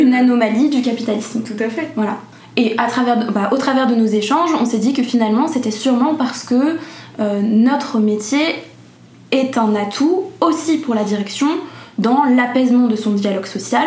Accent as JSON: {"language": "French", "area": "Paris suburbs", "region": "Île-de-France", "country": "France", "tie": "born or raised there", "said": "j'ai grandi en banlieue parisienne"}